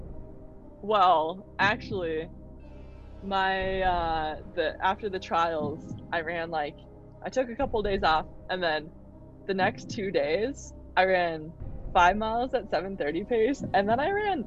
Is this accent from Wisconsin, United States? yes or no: yes; Wisconsin, United States; I grew up in Wisconsin